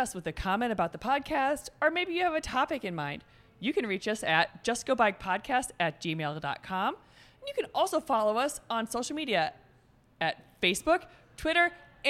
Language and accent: English; Coralville, Iowa, United States; my hometown of Coralville.